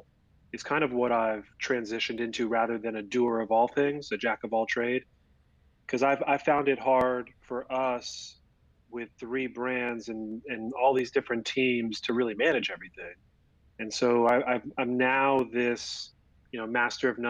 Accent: Florida, United States; I'm from down here in Florida.

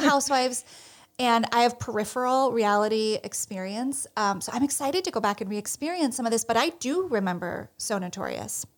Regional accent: New Jersey, United States; I am from the Garden State of New Jersey

